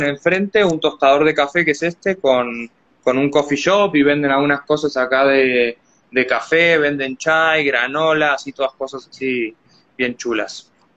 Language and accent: Spanish; Argentina; soy argentino, soy argentino